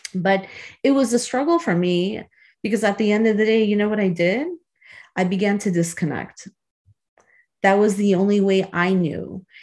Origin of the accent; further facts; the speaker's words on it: Chicago, Illinois, United States; a childhood friend that I grew up with in Chicago